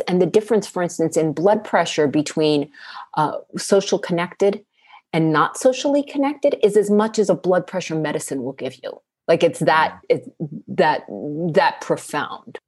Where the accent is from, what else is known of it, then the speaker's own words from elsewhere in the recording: East Coast, United States; now in West Coast, United States; I grew up on the East Coast and now I live on the West Coast